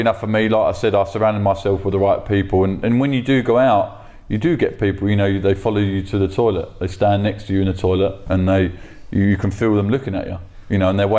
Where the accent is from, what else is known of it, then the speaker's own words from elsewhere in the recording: London, United Kingdom; I'm from South London. I've always been from South